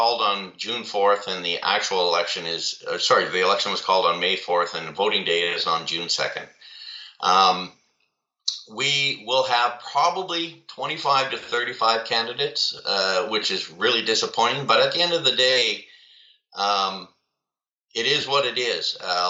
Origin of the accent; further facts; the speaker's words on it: Trenton, Ontario, Canada; also born or lived in Saskatoon; now in Ottawa, Canada; Born in Saskatoon, Saskatchewan, to a military family. We moved around a lot. I call Trenton my hometown because that's where my mom is. But really, my home is now where my family is, here in the Ottawa region.